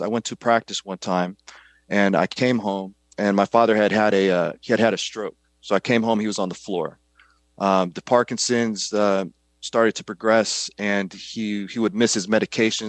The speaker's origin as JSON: {"language": "English", "town": "Kankakee", "region": "Illinois", "country": "United States", "tie": "born or raised there", "said": "I grew up in a small town just south of Chicago, called Kankakee, Illinois."}